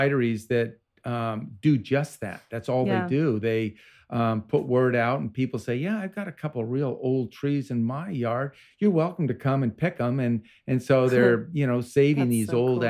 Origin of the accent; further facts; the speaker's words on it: Vermont, United States; I grew up in Vermont